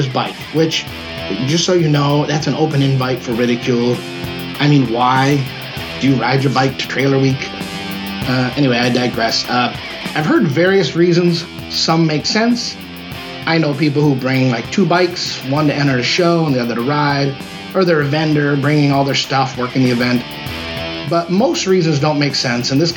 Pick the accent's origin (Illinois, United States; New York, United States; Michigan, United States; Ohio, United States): New York, United States; Rochester; in a place like my hometown of Rochester, New York.